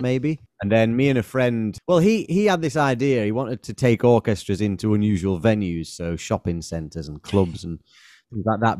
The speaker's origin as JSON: {"language": "English", "town": "Manchester", "region": "North West England", "country": "United Kingdom", "said": "we're from Manchester"}